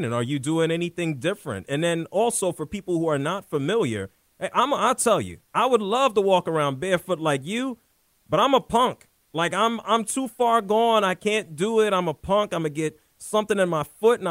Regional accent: New York City, New York, United States; growing up in the Bronx and Harlem

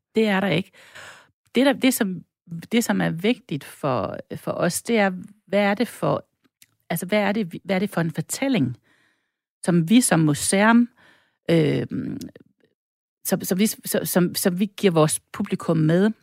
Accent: North Jutland, North Denmark Region, Denmark; also born or lived in Stockholm, Sweden; now in Brabrand, Denmark; ikke bare dansker, jeg er også nordjyder

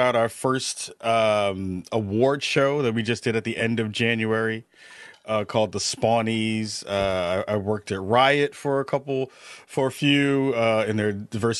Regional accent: New York City, New York, United States; moved away; also born or lived in Brooklyn, New York; I'm from the Bronx, but then moved to Brooklyn

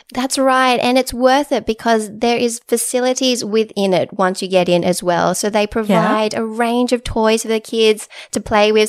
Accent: Sydney, New South Wales, Australia; also born or lived in Inner West, Sydney; I'm originally from the Shire

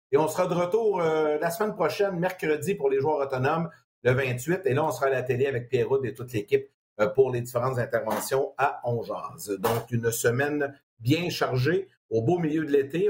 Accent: Sorel-Tracy, Quebec, Canada; mon coin, de ma région natale, sorel dressy

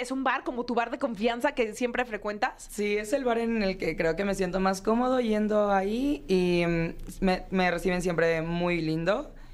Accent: Morelos, Mexico; now in Puerto Vallarta, Mexico; soy originario de Morelos

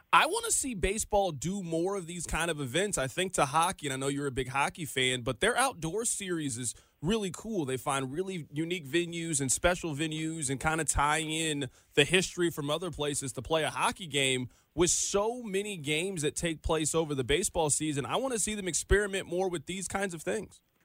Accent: Missouri, United States; I'm from the Show Me State.

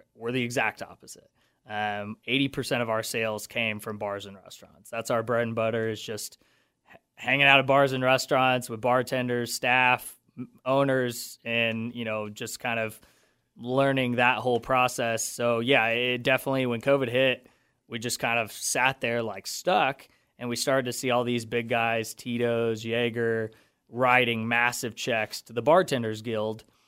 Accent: Wichita, Kansas, United States; also born or lived in Denver; I'm from Wichita. Uh, I actually went to school my entire life right next door at the independent school.

